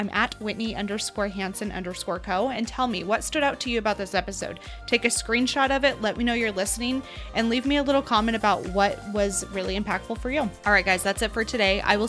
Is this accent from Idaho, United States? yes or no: yes; Idaho, United States; accent: American Idaho; So you guys get me with all my American Idaho accent.